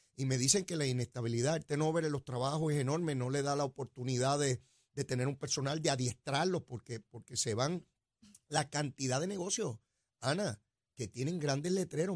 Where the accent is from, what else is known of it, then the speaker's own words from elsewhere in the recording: Puerto Rico; Boricua somos